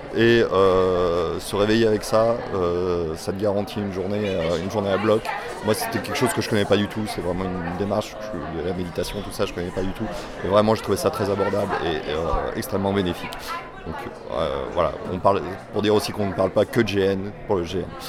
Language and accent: French; Nantes, Pays de la Loire, France; je viens de Nantes